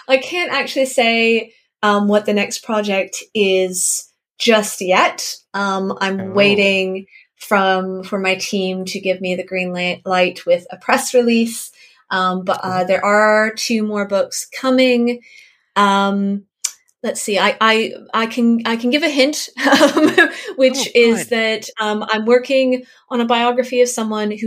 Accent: Canada; I'm Canadian

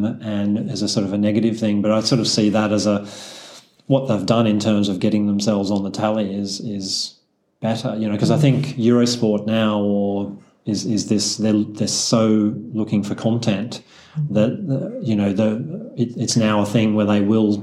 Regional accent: Australia; as an Aussie

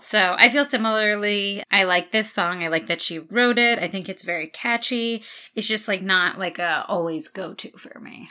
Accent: United States; being American

